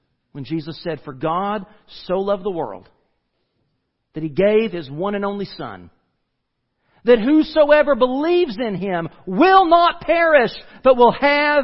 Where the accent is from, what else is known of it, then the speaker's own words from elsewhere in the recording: United States; we as the American church